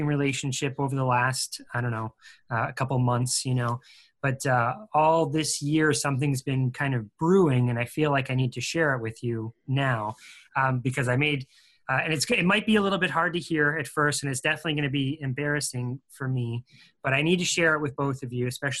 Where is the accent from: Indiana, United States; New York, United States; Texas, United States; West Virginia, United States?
New York, United States; Buffalo; I'm from Buffalo